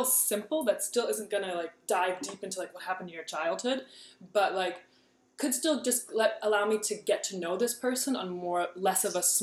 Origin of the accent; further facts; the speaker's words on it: Kansas, United States; I grew up in Kansas and I've lived in Kansas my yeah. whole life